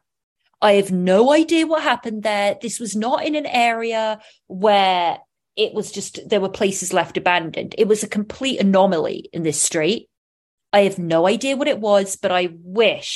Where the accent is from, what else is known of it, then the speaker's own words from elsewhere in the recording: Oxfordshire, South East England, United Kingdom; I was brought up in County of Oxfordshire, which is about 40 to 50 miles west of London